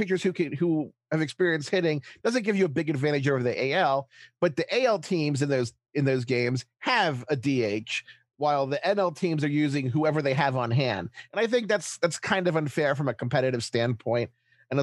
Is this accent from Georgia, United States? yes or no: no; Baltimore, Maryland, United States; Growing up in Baltimore with cable